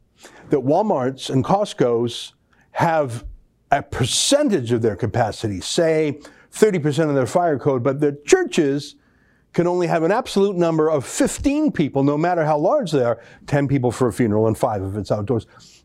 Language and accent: English; Calgary, Alberta, Canada; I'm old enough, Ben, and I come from Calgary.